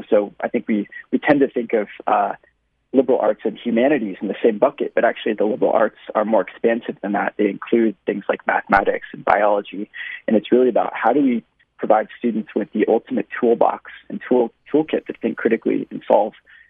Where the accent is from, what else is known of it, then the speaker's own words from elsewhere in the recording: Silicon Valley, California, United States; I had the fortune of growing up in Silicon Valley